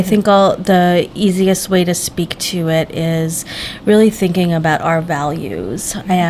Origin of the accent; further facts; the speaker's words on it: Canada; I'm also Canadian.